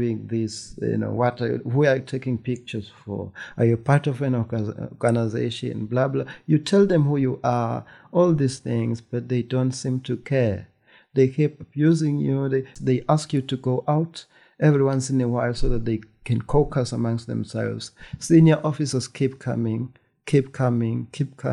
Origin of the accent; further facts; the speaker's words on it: Eswatini; I'm in Swaziland covering this as an Eswatini citizen